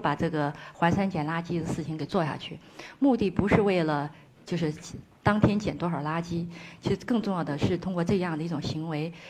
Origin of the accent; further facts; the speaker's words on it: Ngari, Tibet, China; 我很热爱阿里，我觉得我是当地人